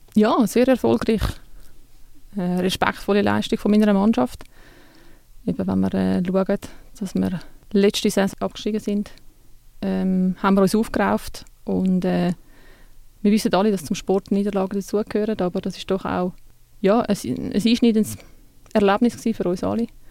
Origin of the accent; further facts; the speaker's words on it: Switzerland; Bei uns in der Schweiz